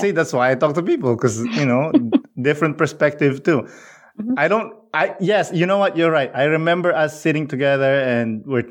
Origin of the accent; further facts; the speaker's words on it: Tanay, Rizal, Philippines; Sampaloc, Tanay Rizal is actually a part of my hometown, but they're like a different kind of entity. But it is in the mainland of the Philippines, in Luzon. And close to Manila.